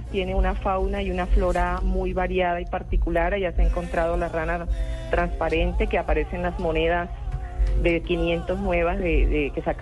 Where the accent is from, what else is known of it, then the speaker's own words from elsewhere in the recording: Colombia; accent: costeño; yo, pues tengo un acento un poco neutral y un poco, como dice usted, el dejo costeño